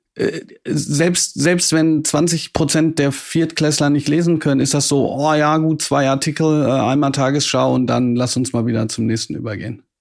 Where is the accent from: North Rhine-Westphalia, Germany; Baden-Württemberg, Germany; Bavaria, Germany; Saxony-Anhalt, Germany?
North Rhine-Westphalia, Germany; Ruhr area; Ich komme aus dem Ruhrgebiet